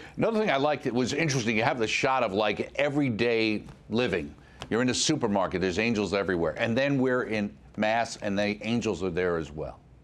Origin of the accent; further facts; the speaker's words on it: New York, United States; myself coming from New York